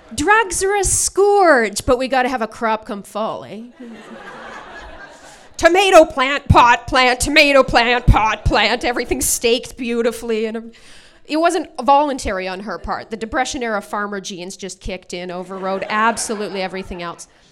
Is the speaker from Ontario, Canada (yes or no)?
no; Alberta, Canada; now in Vancouver, Canada; I'm from Alberta originally